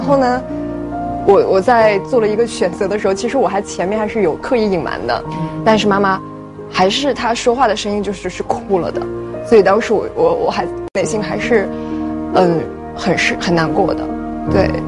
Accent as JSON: {"language": "Chinese", "region": "northern China", "country": "China", "tie": "born or raised there", "said": "嗯，因为我从小是生活在北方的，嗯，但是我妈妈却是上海人。"}